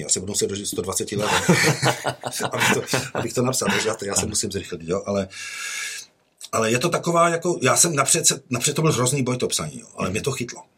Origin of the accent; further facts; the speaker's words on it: Czechia; moved away as an adult; also born or lived in United States; když jsem odcházel v roce devadesát jedna, my jsme odjížděli do Spojených států